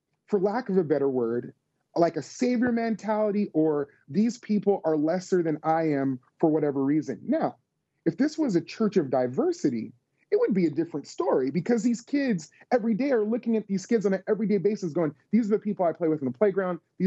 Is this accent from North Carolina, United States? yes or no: no; Las Vegas, Nevada, United States; now in Tennessee, United States; us living in the South, although I grew up in Las Vegas